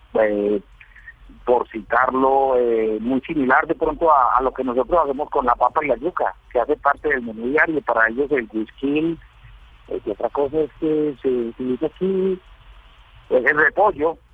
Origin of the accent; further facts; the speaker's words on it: Paisa, Antioquia, Colombia; moved away as an adult; now in Guatemala; como buen como buen paisa